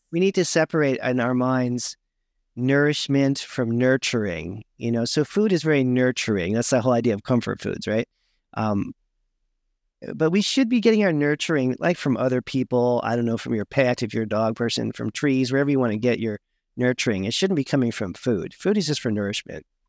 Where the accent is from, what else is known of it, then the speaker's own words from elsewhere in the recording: Berkeley, California, United States; I grew up in Berkeley, California